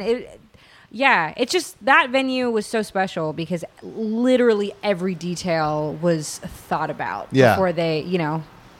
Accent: Birmingham, Alabama, United States; moved away; I'm from Birmingham originally, yeah. And so I grew up there

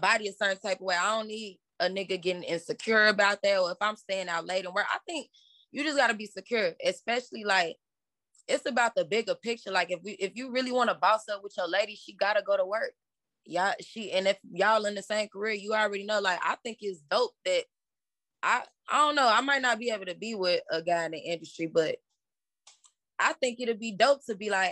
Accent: Chicago, Illinois, United States; growing up in Chicago

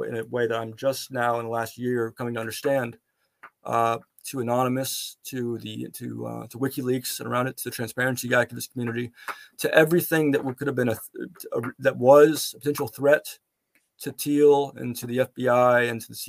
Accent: Dallas, Texas, United States; moved away as an adult; also born or lived in Antigua; now in United Kingdom; I've been writing a column for D Magazine, my hometown city paper, city magazine

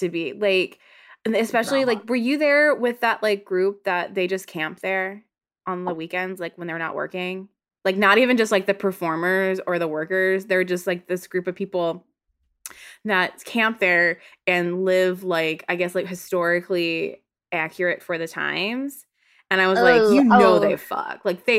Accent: the South, United States; accent: Southern; I think we ran the gambit? My Southern accent came out a little bit there.

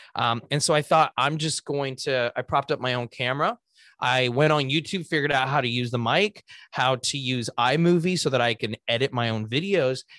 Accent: Los Angeles, California, United States; I was born and raised in Los Angeles

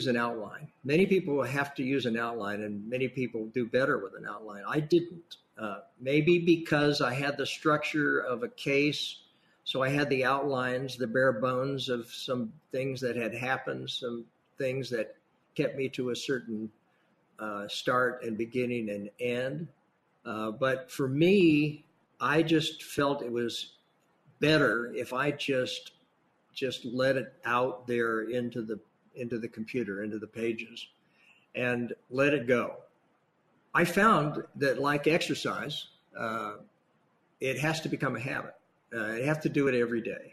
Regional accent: Imperial Valley, Southern California, United States; also born or lived in San Diego area, California / Seattle, Washington; now in San Francisco, United States; grew up in Southern California, actually down in Imperial Valley, which is not only a pandemic hotspot

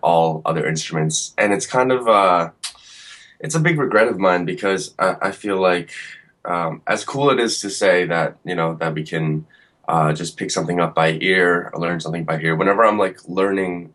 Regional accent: Woodbridge, New Jersey, United States; born or raised there

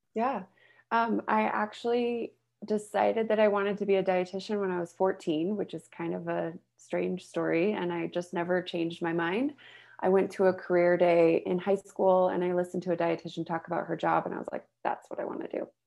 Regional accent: the Bay Area, California, United States; also born or lived in Utah; now in Salt Lake City, United States; I grew up in California, the Bay Area

